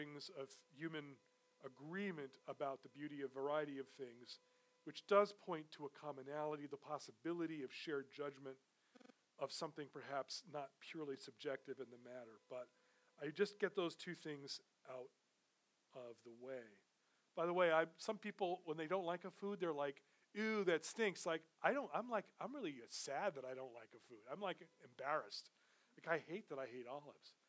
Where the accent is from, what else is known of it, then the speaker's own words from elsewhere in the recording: New York City, New York, United States; I grew up in New York City